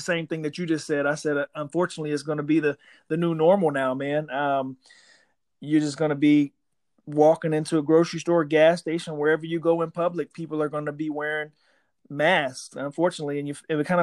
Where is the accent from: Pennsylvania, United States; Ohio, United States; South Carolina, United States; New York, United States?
South Carolina, United States; I am from South Carolina